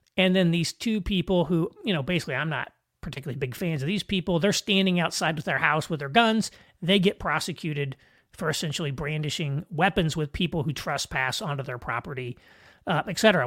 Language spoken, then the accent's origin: English; United States